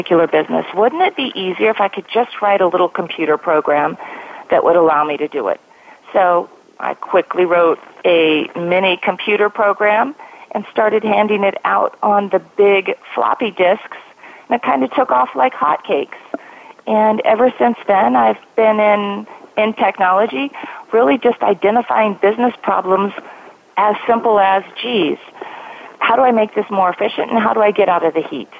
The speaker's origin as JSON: {"language": "English", "region": "Colorado", "country": "United States", "tie": "born or raised there", "moved": "as an adult", "lives_now": "Silicon Valley, United States", "said": "a small farm town in Colorado where you graduate with 32 kids in your high school class to working for one of the largest companies in the world in Silicon Valley"}